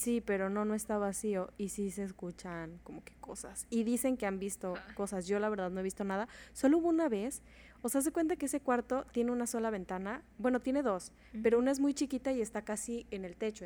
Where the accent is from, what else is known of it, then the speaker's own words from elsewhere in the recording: Mexico; yo nací en México